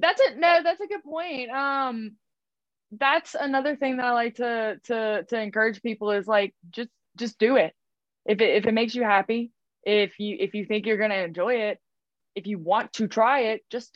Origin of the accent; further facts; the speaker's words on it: Scotland, United Kingdom; Those are the yeah, games girl. For me. I'm Scottish.